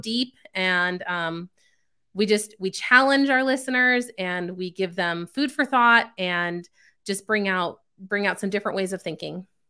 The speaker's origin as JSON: {"language": "English", "town": "Chicago", "region": "Illinois", "country": "United States", "tie": "born or raised there", "also_born_or_lived": "California", "moved": "as an adult", "lives_now": "Texas, United States", "said": "I was born out in California, spent the first nine years of my life there, and then the next nine years of my childhood, um, was in the Chicago suburbs"}